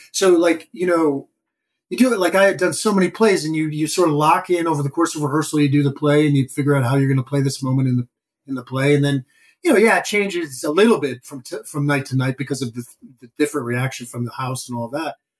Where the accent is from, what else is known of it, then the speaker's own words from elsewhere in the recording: Madison, Wisconsin, United States; moved away as an adult; now in New York, United States; I grew up in Madison, Wisconsin